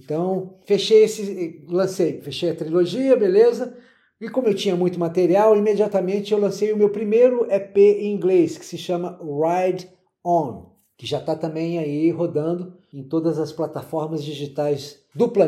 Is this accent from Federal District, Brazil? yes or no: yes; Brasília, Federal District, Brazil; eu vim de Brasília, eu não sabia o que, eu tinha na mão.